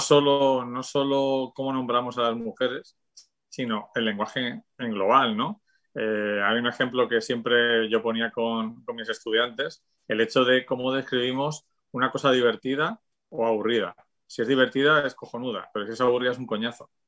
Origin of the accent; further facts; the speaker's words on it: Spain; la España de mi infancia